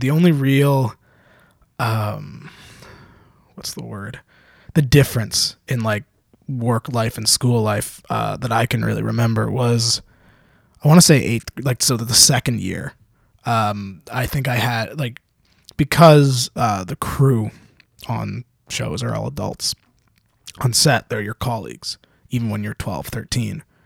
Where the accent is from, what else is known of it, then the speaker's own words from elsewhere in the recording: Canada; I'm Canadian